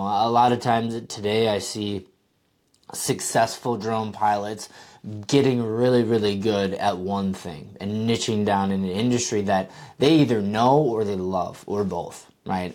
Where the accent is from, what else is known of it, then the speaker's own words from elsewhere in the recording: Wisconsin, United States; I'm from Wisconsin, uh, and I grew up only about fifteen minutes from the course